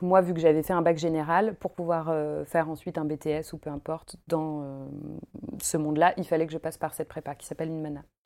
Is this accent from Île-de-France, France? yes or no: yes; Paris, Île-de-France, France; moved away as an adult; now in Lyon, France; je viens de Paris. Je suis une vraie parisienne pure souche, mais ça fait une dizaine d'années que je me suis installée à Lyon